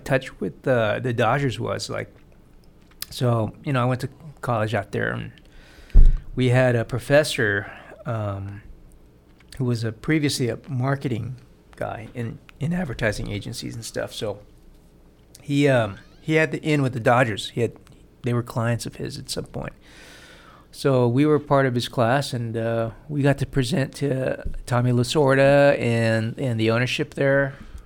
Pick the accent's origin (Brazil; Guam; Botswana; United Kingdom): Guam; growing up on Guam